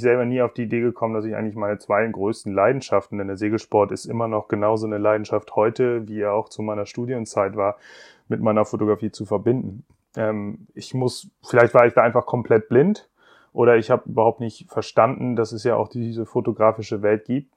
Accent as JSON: {"language": "German", "region": "Bremen", "country": "Germany", "tie": "born or raised there", "said": "ich bin in Bremen aufgewachsen"}